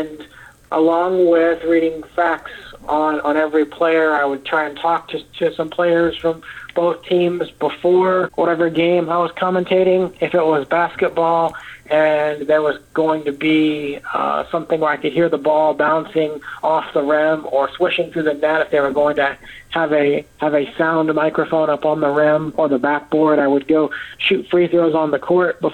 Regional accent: Terre Haute, Indiana, United States; I was born in Terre Haute, Indiana.

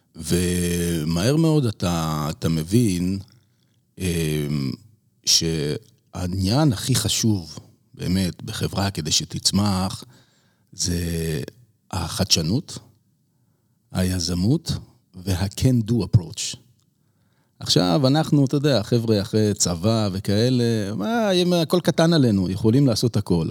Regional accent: Israel; moved away as an adult; also born or lived in United States; אנחנו מאוד ישראלים

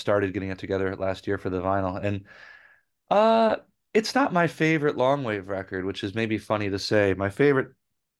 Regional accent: Rochester, New York, United States; moved away; I had been in a band back in my hometown in Rochester

